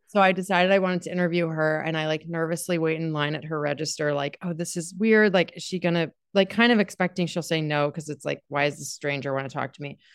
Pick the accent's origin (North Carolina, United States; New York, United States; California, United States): North Carolina, United States; Durham; I'm from Durham, represent the, yeah, I went to Durham School of the Arts